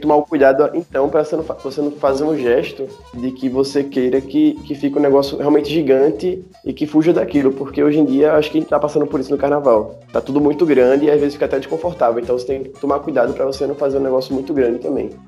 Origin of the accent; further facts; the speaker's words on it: Olinda, Pernambuco, Brazil; E a minha infância eu morava no Varadouro, que é logo ali, perto do sítio histórico.